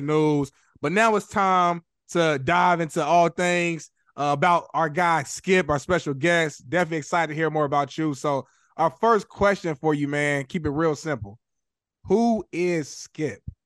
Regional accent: Indianapolis, Indiana, United States; moved away; I'm from Indianapolis

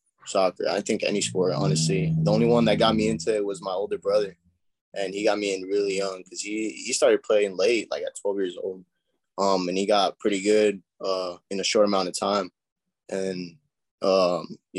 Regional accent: San Antonio, Texas, United States; I was born and raised in San Antonio

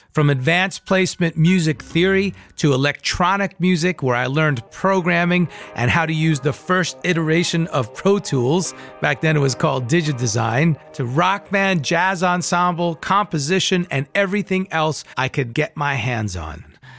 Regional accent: Long Island, New York, United States; growing up on Long Island

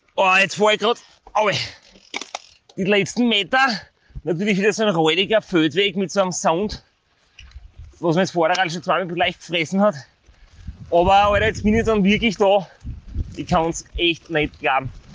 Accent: Styria, Austria; als Steirer

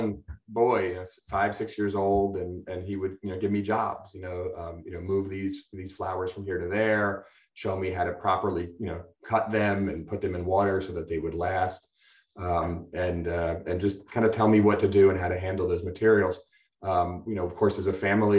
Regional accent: New Jersey, United States; moved away as an adult; now in San Diego, United States; I was raised in New Jersey by a floral family.

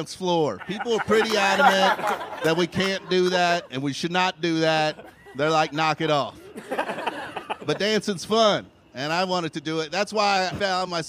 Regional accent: Kentucky, United States; now in Los Angeles, United States; I'm from Kentucky

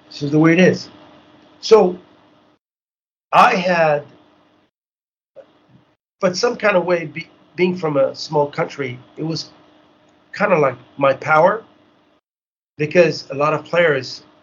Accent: Haiti; so when every time I would say I'm from Haiti, it was a, like a surprise.

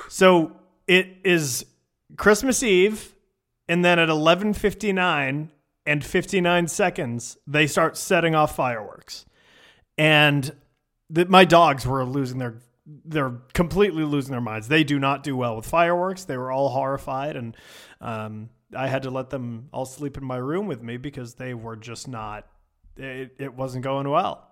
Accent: Richmond, Virginia, United States; moved away; I am from Richmond, Virginia

